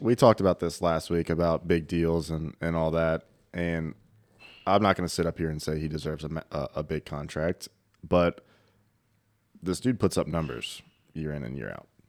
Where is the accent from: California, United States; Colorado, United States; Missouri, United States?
Missouri, United States; Kansas City; I'm from Kansas City